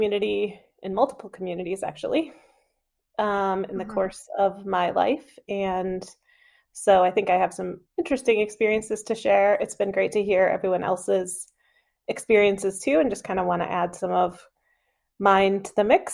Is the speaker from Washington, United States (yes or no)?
no; Ann Arbor, Michigan, United States; So I was born in Ann Arbor, Michigan.